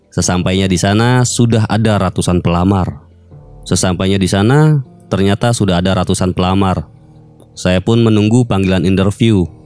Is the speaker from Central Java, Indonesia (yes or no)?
no; Cirebon, West Java, Indonesia; Saya berasal dari Cirebon.